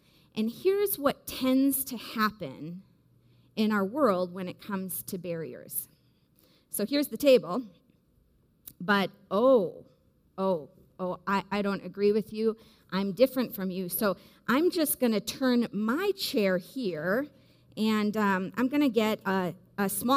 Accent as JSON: {"language": "English", "region": "Wisconsin", "country": "United States", "tie": "born or raised there", "said": "growing up in Wisconsin in the Midwest"}